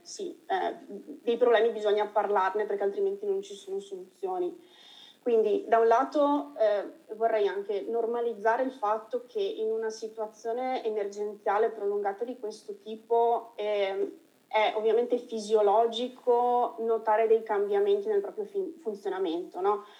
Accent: Veneto, Italy; Io essendo veneta

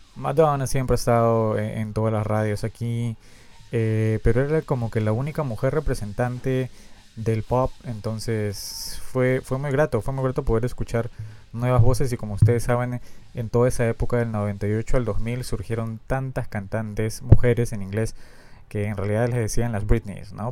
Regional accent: Peru; Yo soy de Perú

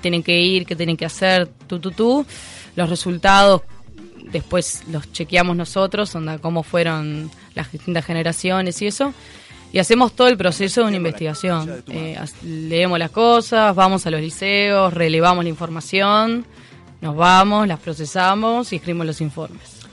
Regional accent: Montevideo, Uruguay; soy montevideana

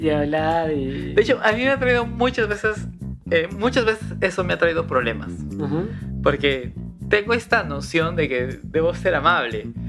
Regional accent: Cusco, Peru; Soy de Cusco. Soy de Cusco. Sí.

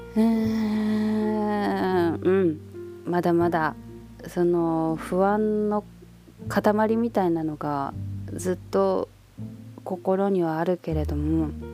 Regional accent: Japan; moved away as an adult; 私やっぱ生まれもあとその育ちも、まあ、18ぐらいまでいた故郷ですからやっぱここの人間

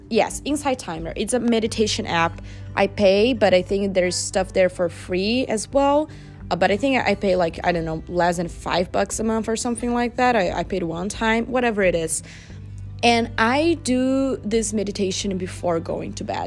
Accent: Brazil; now in United States; we are from Brazil

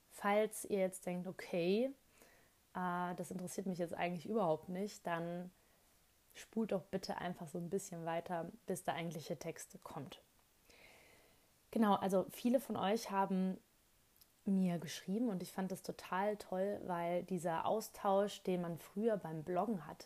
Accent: Rhineland, Germany; born there; ich bin gebürtige Rheinländerin und die reden ja super gerne laut und schnell.

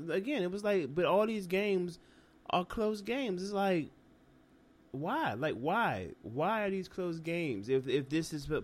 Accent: Waldorf, Maryland, United States; I'm from Waldorf, Maryland, homie. I am not from Southeast.

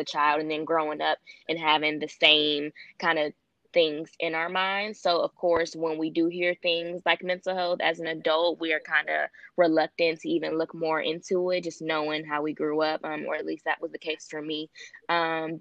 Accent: Detroit, Michigan, United States; I am from Detroit, Michigan, born and raised

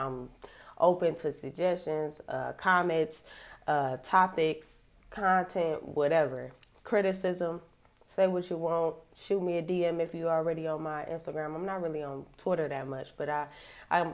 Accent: Cleveland, Ohio, United States; I am from Cleveland, Ohio.

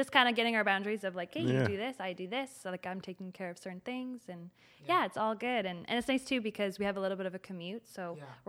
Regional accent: Winnipeg, Manitoba, Canada; moved away as an adult; now in Toronto, Canada; So, I'm originally from Winnipeg.

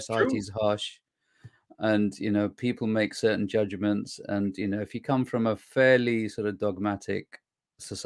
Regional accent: Iraq; moved away; I was born in Iraq myself.

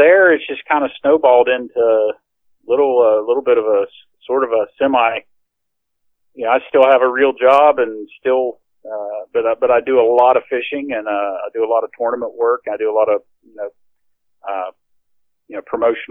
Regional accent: near Grafton, West Virginia, United States; I grew up in West Virginia

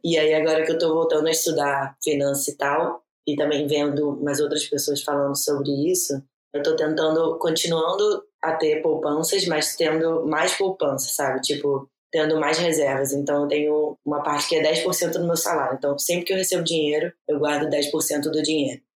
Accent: Brazil; moved away; a gente, como Brazuca

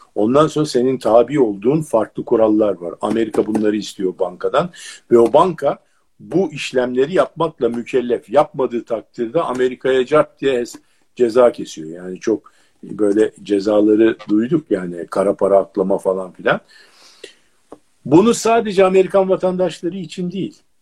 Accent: Turkey

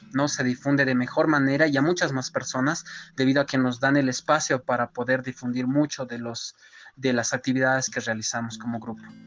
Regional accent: Coroico, La Paz, Bolivia; soy del municipio de Coroico

